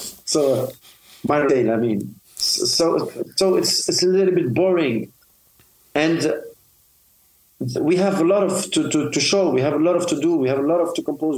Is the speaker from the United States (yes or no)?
no; Tunisia; here in my hometown, Susan, Tunis